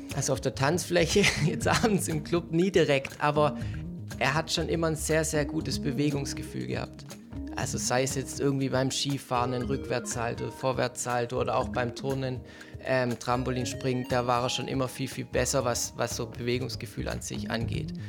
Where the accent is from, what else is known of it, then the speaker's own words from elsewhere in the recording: Stuttgart, Baden-Württemberg, Germany; wir kommen beide aus Möhringen